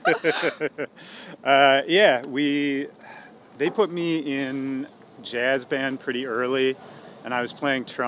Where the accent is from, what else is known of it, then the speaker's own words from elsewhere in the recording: Minneapolis, Minnesota, United States; moved away as an adult; I was born in Minneapolis. Yeah, I lived there till I was 18